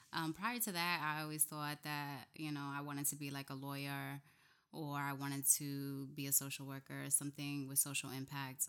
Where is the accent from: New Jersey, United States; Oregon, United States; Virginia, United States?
New Jersey, United States; Camden; moved away as an adult; also born or lived in New Brunswick, New Jersey / Washington, D.C.; now in Newark, United States; I was raised in Camden, New Jersey